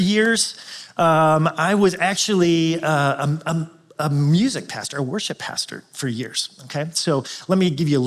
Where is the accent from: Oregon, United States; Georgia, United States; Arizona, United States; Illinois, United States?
Illinois, United States; Chicago; I am from Chicagoland